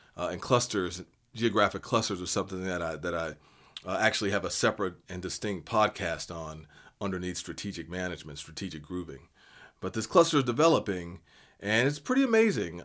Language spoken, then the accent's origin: English; Seattle, Washington, United States; I'm from Seattle